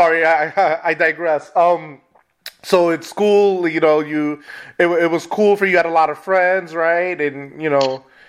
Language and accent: English; New York City, New York, United States; now in Midwest, United States; I'm originally from New York City, Spanish Harlem